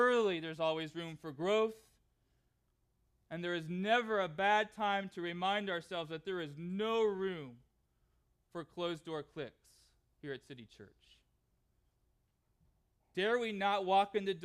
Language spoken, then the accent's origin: English; Southern California, United States; moved away; Southern California, which is where I grew up